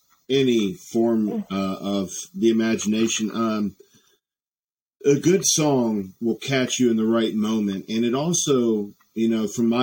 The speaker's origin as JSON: {"language": "English", "town": "Roanoke", "region": "Virginia", "country": "United States", "said": "I'm from Roanoke, Virginia"}